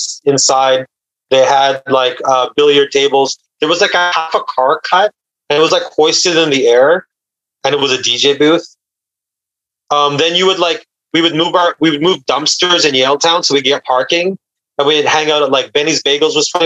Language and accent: English; North Vancouver, British Columbia, Canada; moved away as an adult; now in Toronto, Canada; I was raised in North Vancouver, went to school with kids from West